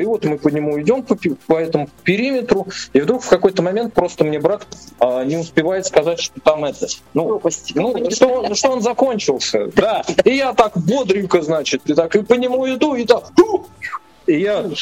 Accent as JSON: {"language": "Russian", "town": "Nizhny Novgorod", "region": "Nizhny Novgorod Oblast", "country": "Russia", "tie": "born or raised there", "said": "тоже из Нижнего Новгорода, да, но мы жили на другом конце города"}